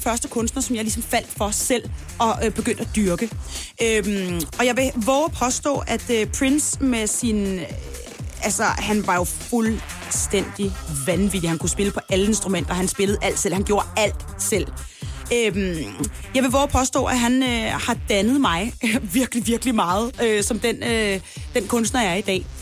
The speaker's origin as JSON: {"language": "Danish", "country": "Denmark", "said": "derhjemme i Danmark"}